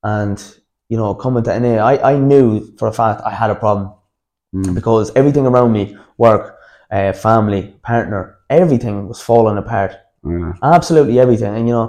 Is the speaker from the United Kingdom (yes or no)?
no; Dublin, Leinster, Ireland; especially, you know, growing up in Dublin, I say that wasn't easy either.